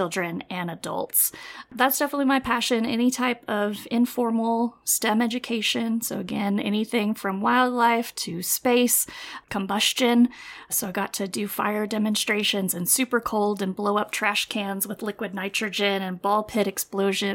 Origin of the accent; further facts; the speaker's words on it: Lubbock, Texas, United States; I was born and raised in Lubbock, Texas. That's where we still live